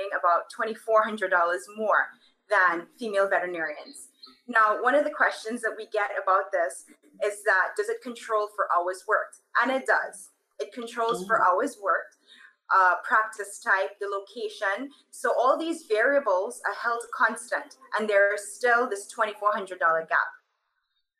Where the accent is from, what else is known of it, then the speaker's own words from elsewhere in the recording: Trinidad & Tobago; moved away; I am from Trinidad and Tobago.